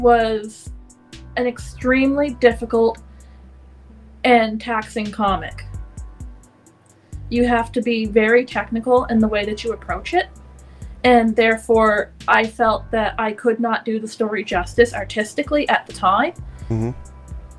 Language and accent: English; Canada; I come from Canada